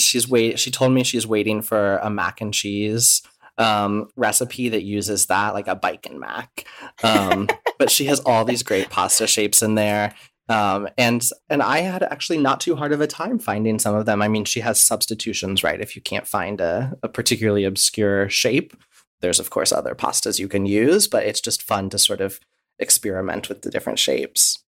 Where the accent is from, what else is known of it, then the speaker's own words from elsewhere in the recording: Midwest, United States; I grew up in the Midwest, and uh, my ancestors are Czech